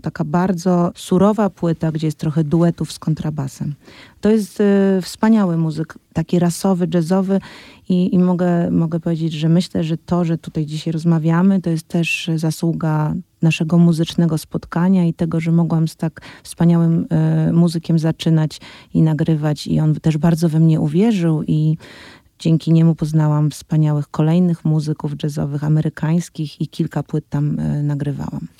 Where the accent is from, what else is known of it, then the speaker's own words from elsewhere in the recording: Poland; w kraju, w którym się urodziłam i w którym chcę żyć